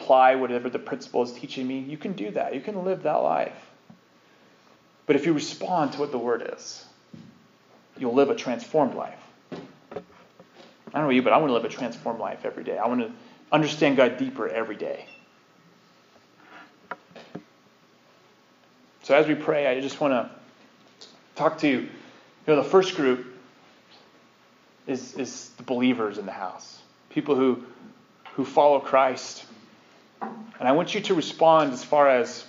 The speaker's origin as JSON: {"language": "English", "region": "Utah", "country": "United States", "accent": "Utah", "said": "My Utah accent."}